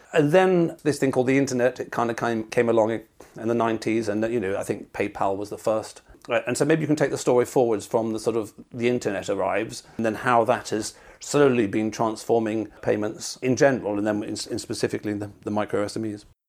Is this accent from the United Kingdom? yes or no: yes; United Kingdom; I'm British